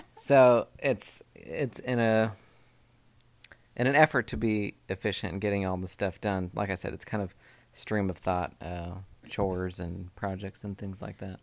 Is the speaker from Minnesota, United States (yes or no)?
no; Oregon, United States; now in Southern US; where I grew up in Oregon